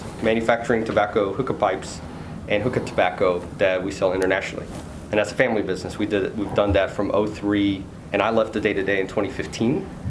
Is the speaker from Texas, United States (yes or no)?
yes; Dallas, Texas, United States; I'm from Dallas.